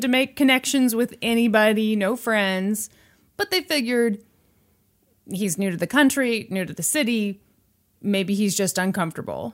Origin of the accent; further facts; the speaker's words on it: Missouri, United States; I was born in Missouri.